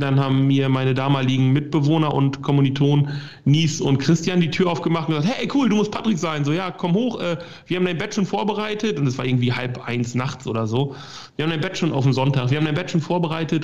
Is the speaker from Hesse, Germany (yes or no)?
no; Lingen, Lower Saxony, Germany; moved away as an adult; also born or lived in Hamburg; bei uns in Lingen